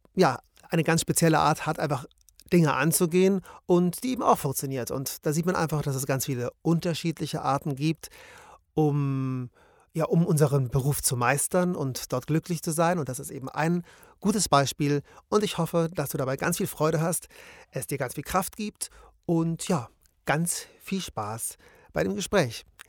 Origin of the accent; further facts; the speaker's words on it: Munich, Bavaria, Germany; wir sind ja beide aus München